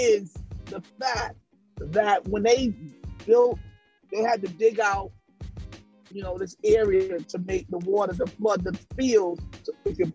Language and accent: English; Statesboro, Georgia, United States; I was born in Statesboro, Georgia. I'm from the South